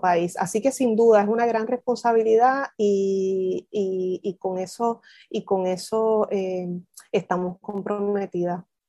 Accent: Isabela, Puerto Rico; moved away as an adult; also born or lived in Mayagüez / Durham, North Carolina; originalmente soy de Isabela, pero, pero no tuve relación, o sea, sí tuve, pero muy poquita, muy escasa, relación con la costa, a pesar de que crecí en Isabela

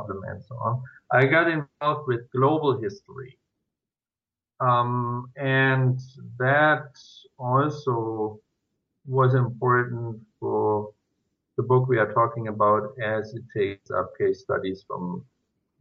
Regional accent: Germany; moved away as an adult; now in Switzerland; I was born in Germany

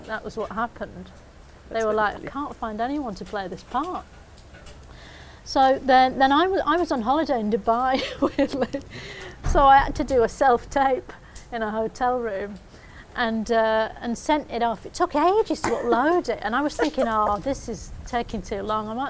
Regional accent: Bolton, North West England, United Kingdom; I'm from Bolton

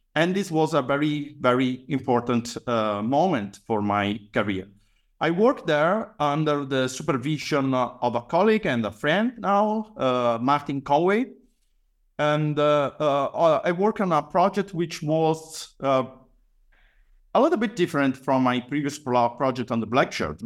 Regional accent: Padua, Veneto, Italy; I was born and raised, uh, in Padua, actually in the outskirts

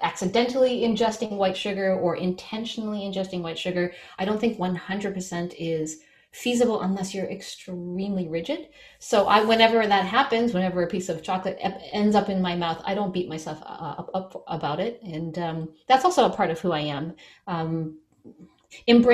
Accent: Newfoundland and Labrador, Canada; now in Toronto, Canada; I'm from Newfoundland, which is known as a very unusual province in Canada.

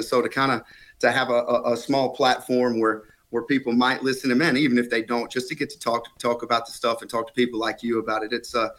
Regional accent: Alabama, United States; moved away; When I moved from Alabama, but right. it didn't take long for it to feel like home. I come from really rural Alabama, so full of rednecks, yeah.

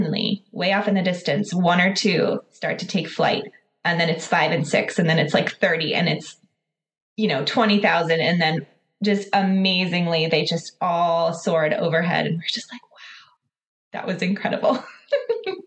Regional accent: Pittsburgh, Pennsylvania, United States; moved away as an adult; now in Lancaster, United States; I grew up near Pittsburgh and moved. So that was the west side of Pennsylvania. I moved out east, so I'm in Lancaster now

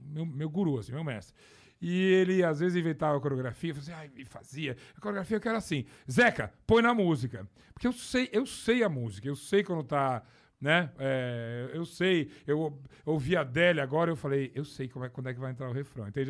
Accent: São Paulo, Brazil; also born or lived in Uberaba, Minas Gerais; eu já estava aqui em, em, São Paulo, eu, eu, estudei aqui, meu colégio

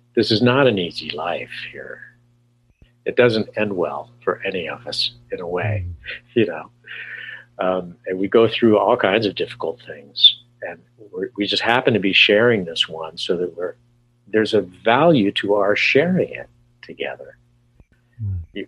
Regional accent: California, United States; moved away; also born or lived in New York City / Arizona; I'm from California originally

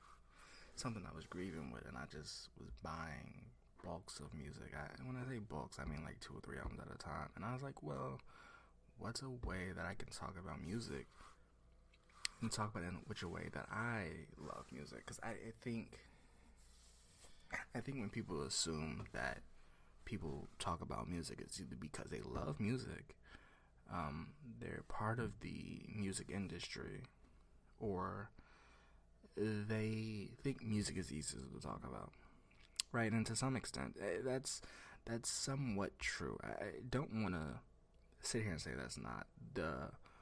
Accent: the South, United States; I'm from the South

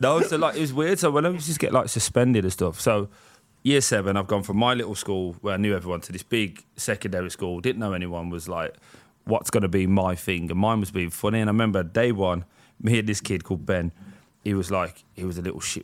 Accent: Birmingham, West Midlands, United Kingdom; I grew up in a place called Chelmsford Wood

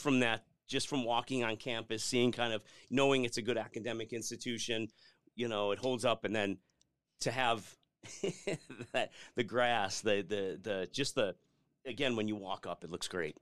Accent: Lombard, Illinois, United States; moved away as an adult; also born or lived in DeKalb, Illinois; now in Arizona, United States; I grew up just outside Chicago in a town called Lombard.

